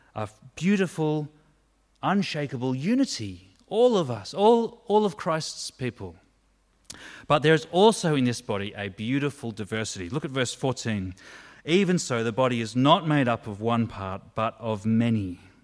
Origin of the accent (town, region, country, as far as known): Australia